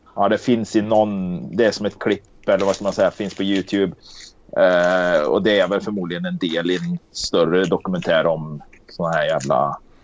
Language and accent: Swedish; Karlstad, Värmland, Sweden; Jag är uppväxt i Karlstad